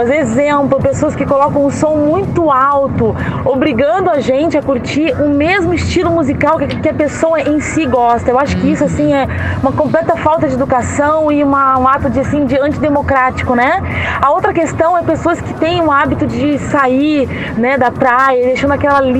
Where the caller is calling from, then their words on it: Joinville, Santa Catarina, Brazil; Oi, gurias, boa tarde, tudo bem com vocês? … sou aqui de Joinville.